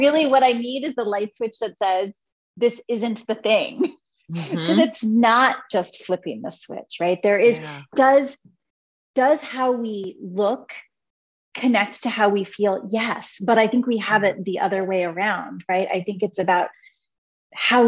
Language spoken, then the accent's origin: English; Cincinnati, Ohio, United States; born or raised there; also born or lived in Italy